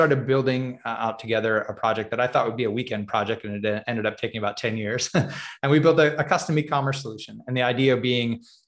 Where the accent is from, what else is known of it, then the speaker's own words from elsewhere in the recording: California, United States; Yeah, I grew up actually in Southern California. That's where I met my wife.